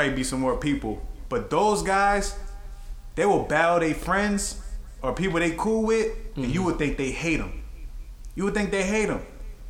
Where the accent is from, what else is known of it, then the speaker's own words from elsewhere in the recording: East Coast, United States; I'm from the East Coast